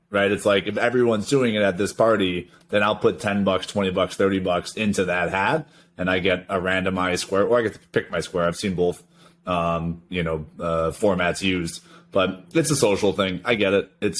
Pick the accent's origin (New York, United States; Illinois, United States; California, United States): Illinois, United States; Chicago; growing up in Chicago in the suburbs